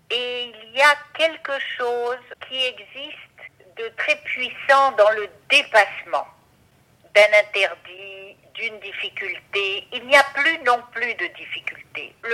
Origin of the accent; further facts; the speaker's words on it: Morocco; moved away as an adult; je suis orientale, comme vous savez, puisque je suis marocaine et j'y ai vécu 22 ans. Je suis marocaine